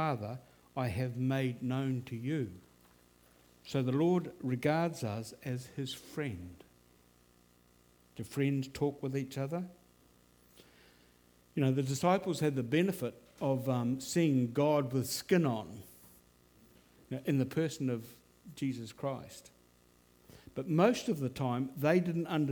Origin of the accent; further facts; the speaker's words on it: Auckland, New Zealand; also born or lived in London / Dunedin; the family moved to Hillsborough Baptist Church, where I went through Bible class, Boys Brigade, Youth Club